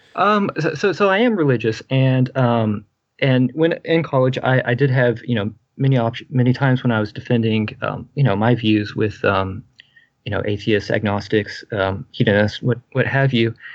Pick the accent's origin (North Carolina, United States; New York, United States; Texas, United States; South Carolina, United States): Texas, United States; I'm a Baptist from Texas, the Bible Belt